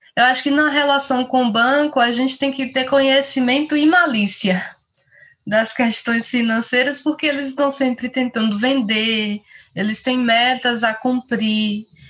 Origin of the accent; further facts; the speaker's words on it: Bahia, Brazil; eu sou nordestina, sou baiana